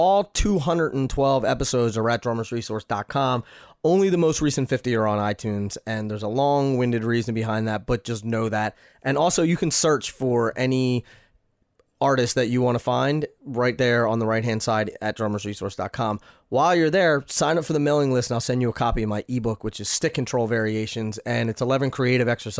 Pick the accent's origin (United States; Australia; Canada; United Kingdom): United States; Philadelphia, Pennsylvania; Philly, my hometown